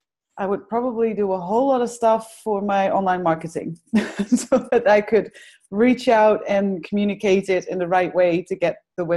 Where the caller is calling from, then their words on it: Netherlands; I'm calling in from the Netherlands.